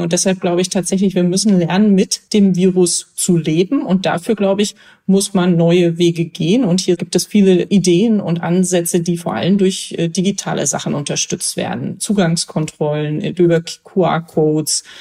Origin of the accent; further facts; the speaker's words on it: Germany; als Deutscher